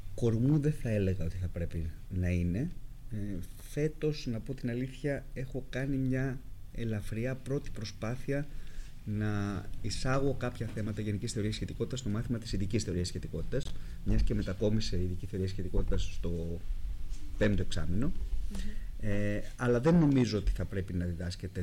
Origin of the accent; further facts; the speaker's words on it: Greece; also born or lived in United States / Germany; αισθανόμουν πιο οικία στο περιβάλλον της Ελλάδας